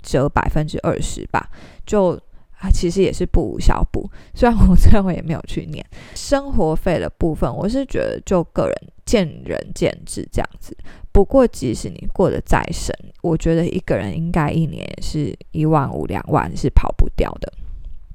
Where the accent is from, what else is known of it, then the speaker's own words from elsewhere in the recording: Taiwan; 但是以我们是台湾人啊，或者是其他非英文为母语的国家的话，你都需要特别去考留学考试